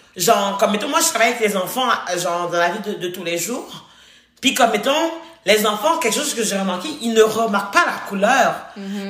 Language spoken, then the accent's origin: French; Haiti; now in Quebec, Canada; j'ai été euh, élevée, j'ai grandi en Haïti, je suis née en Haïti